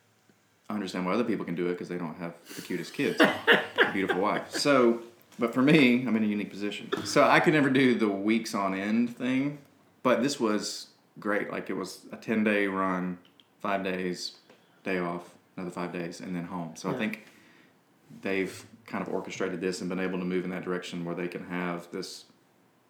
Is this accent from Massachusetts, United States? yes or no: no; Hattiesburg, Mississippi, United States; I grew up in Hattiesburg, Mississippi